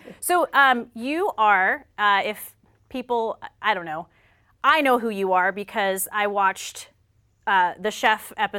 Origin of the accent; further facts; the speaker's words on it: South Carolina, United States; I'm from South Carolina.